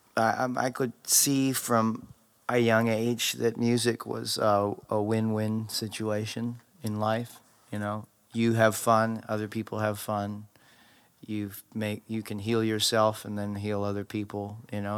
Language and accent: English; Maui, Hawaii, United States; moved away; also born or lived in Los Angeles; I grew up in Maui, in Hawaii, and I had just gotten to L